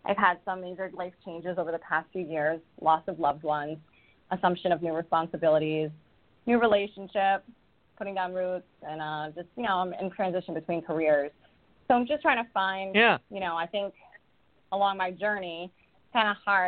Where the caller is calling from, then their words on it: Rhode Island, United States; I'm calling from Rhode Island.